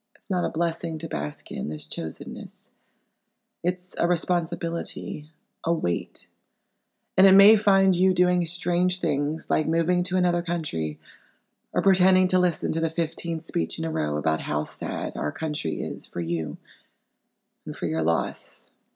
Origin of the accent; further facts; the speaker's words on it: United States; as an American